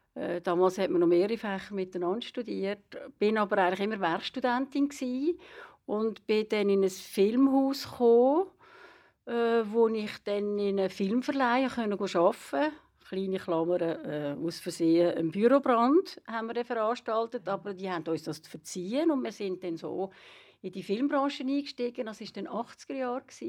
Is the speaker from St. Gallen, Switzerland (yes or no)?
no; Lenzburg, Aargau, Switzerland; moved away as an adult; also born or lived in Solothurn; now in Zurich, Switzerland; ich bin eine Aargauerin. Ich bin eine Lenzburgerin und bin hier aufgewachsen und bin dann aber äh, kurz vor 20 äh, Richtung Zürich gezogen.